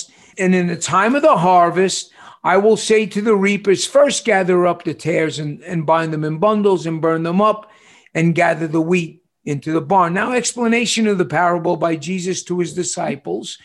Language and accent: English; New York City, New York, United States; moved away; when I was growing up in New York City